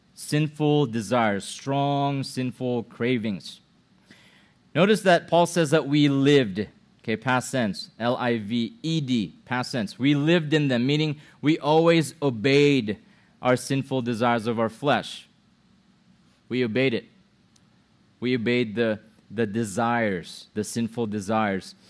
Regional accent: Philippines; now in United States; my mom is a Filipino. My dad is a Filipino. I was born in the Philippines

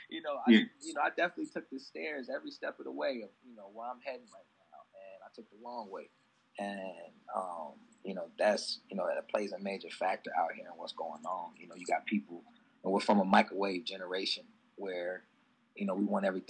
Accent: East Moline, Illinois, United States; I'm from East Moline, Illinois, population 21,000

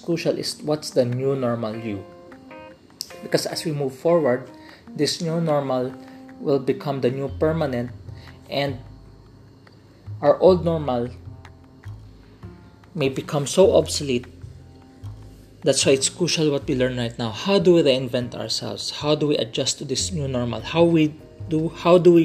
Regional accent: Philippines; as a Filipino, especially in the Philippines

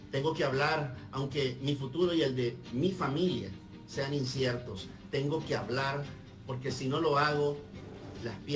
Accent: Mexico; No somos sus adversarios. Somos mexicanos. Y queremos la vida para todos nosotros.

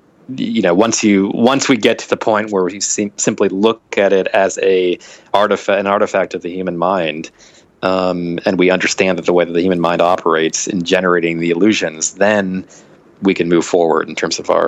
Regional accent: Virginia, United States; also born or lived in Ohio; I bounced around. Virginia as a kid, Ohio. No, I didn't go to Florida until I was in college.

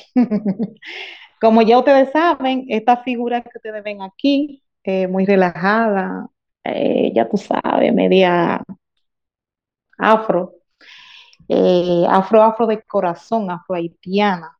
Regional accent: Dominican Republic; soy nacida y criada de un batey

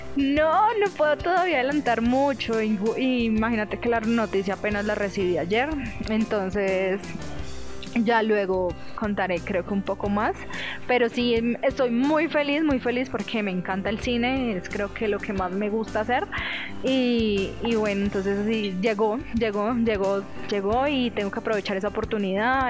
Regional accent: Villavicencio, Meta, Colombia; also born or lived in Itagüí, Antioquia, Colombia; yo nací en Itagüí, pero yo realmente nací allá es porque mi papá trabajaba en el aeropuerto de allá. Luego, después de un tiempo, eh, mi mamá pues se sentía muy sola ya porque realmente su familia estaba en Villavicencio y mi mamá decidió pues devolverse

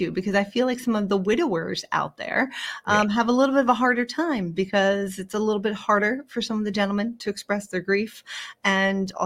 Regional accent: Philadelphia, Pennsylvania, United States; moved away as an adult; born and raised in Philadelphia and moved abroad following my late husband's career. And then, like many people, came right back home

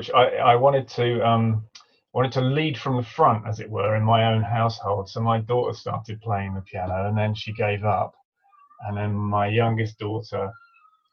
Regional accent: Cambridge, East of England, United Kingdom; growing up in Cambridge

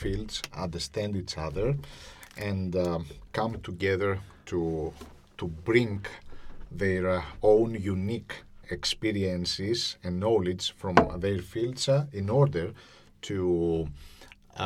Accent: Greece; now in Cyprus; I'm not from Cyprus, I am from Greece

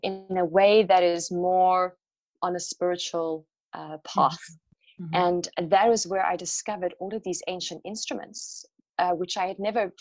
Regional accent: South Africa; I have been so connected with sound growing up in South Africa, in Africa

